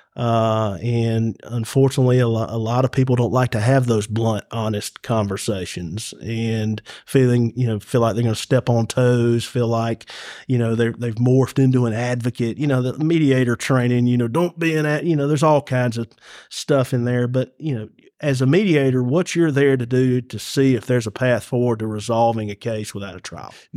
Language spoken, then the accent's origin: English; Carrollton, Georgia, United States; I'm Ca-, from Carrollton